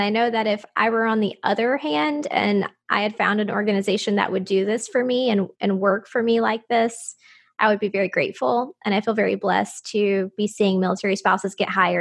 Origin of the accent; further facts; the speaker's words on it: Moulton, Alabama, United States; moved away; also born or lived in Huntsville, Alabama; my husband, who is also from my hometown, Moulton, he and I were living in Huntsville, Alabama